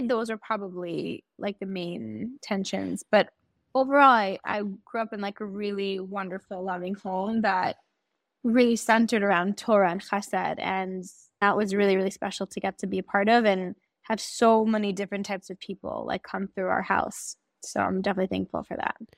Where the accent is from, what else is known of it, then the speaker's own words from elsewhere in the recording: Great Neck, New York, United States; moved away as an adult; also born or lived in West Hempstead, New York; now in Israel; So I originally grew up in Great Neck in New York. And when I was in high school, my family moved to West Hempstead. And I lived there until I made Aliyah